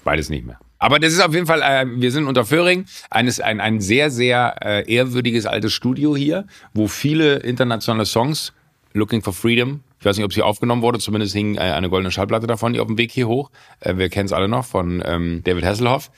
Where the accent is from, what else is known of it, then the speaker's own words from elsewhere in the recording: Rhineland, Germany; ich als Rheinländer